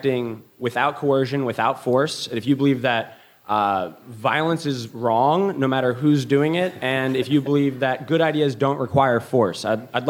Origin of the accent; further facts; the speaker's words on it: New Jersey, United States; I'm from New Jersey